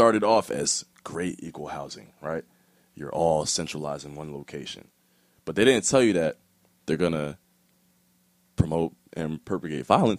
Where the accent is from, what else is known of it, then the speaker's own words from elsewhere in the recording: United States; So me being somebody who grew up here, born and raised here, I'm American, but I've had a different cultural background.